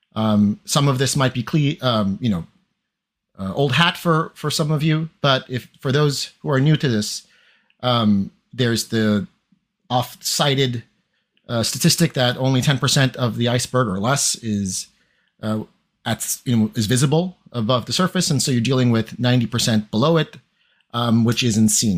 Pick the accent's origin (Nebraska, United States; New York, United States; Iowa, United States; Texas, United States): New York, United States; also born or lived in Chiba, Japan; I'm from New York. I went to specialized math and science high school.